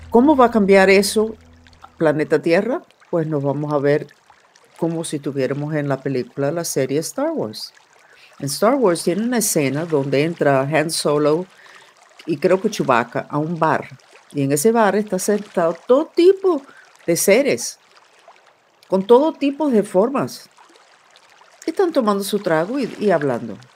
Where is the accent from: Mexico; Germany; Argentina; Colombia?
Germany; born there; Nací en Alemania después de la Segunda Guerra Mundial